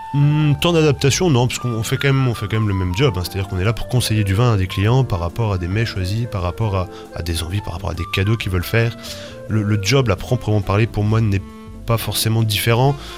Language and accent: French; Rennes, Brittany, France; moved away as an adult; also born or lived in Toulouse / New Zealand; en, Bretagne, à Rennes, d'où je suis, euh, originaire.